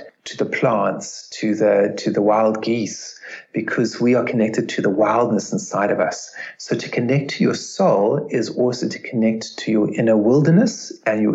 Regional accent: South Africa; growing up in South Africa

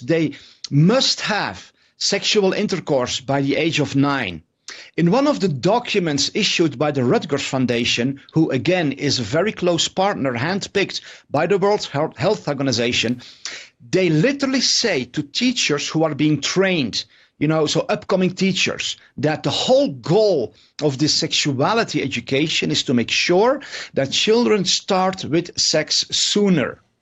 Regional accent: Netherlands; I'm from the Netherlands

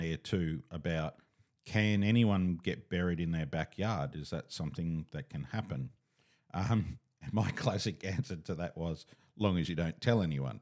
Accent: Katoomba, New South Wales, Australia; I was born in Katoomba

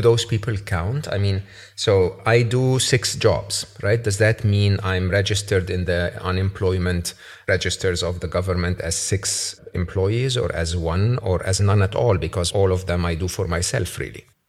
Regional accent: Egypt; moved away; when I was growing up in Egypt

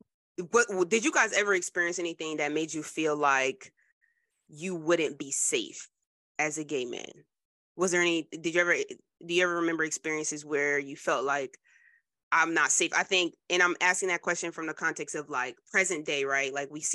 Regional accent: Trenton, New Jersey, United States; I'm from Jersey, Trenton, New Jersey.

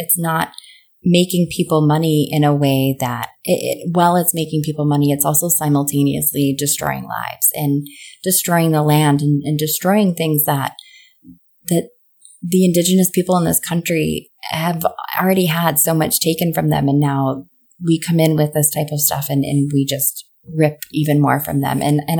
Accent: Buffalo, New York, United States; now in Virginia Beach, United States; I can remember as a kid growing up in Buffalo, New York

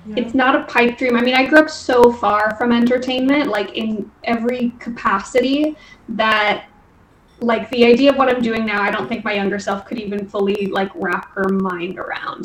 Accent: Dublin, Leinster, Ireland; now in Los Angeles, United States; I grew up in Dublin

